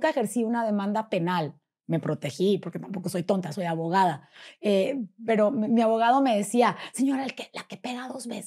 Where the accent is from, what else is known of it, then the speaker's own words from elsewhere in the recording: Puebla, Mexico; now in Monterrey, Mexico; hola, yo soy …, vengo de Puebla y soy conferencista y soy cuando se les ofrezca, aquí estoy.